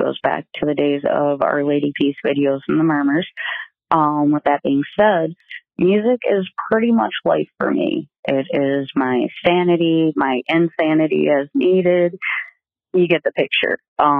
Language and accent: English; Detroit, Michigan, United States; now in Minnesota, United States; I'm originally from Detroit, but now live in no man's land, Minnesota.